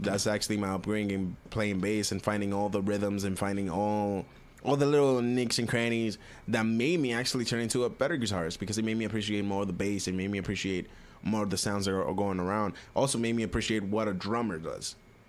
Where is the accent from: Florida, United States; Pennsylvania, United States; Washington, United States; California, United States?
Florida, United States; Miami; I grew up around hip-hop. I grew up around Miami. Miami is like hip-hop central.